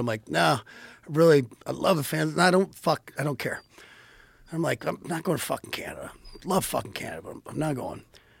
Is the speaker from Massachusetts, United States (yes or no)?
no; Dearborn, Michigan, United States; I was born in Dearborn, Michigan.